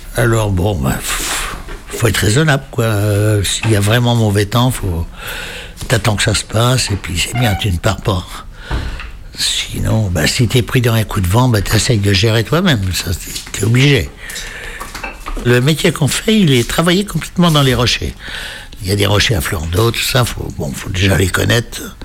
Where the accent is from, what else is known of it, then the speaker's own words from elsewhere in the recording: near the border with Normandy, Brittany, France; je suis né en Bretagne, enfin juste à la limite Bretagne-Normandie